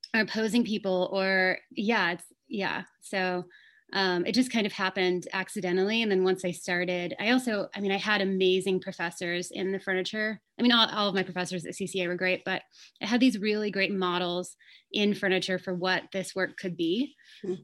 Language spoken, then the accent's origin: English; Fresno, California, United States; moved away as an adult; also born or lived in San Francisco; I grew up in outside of Fresno in California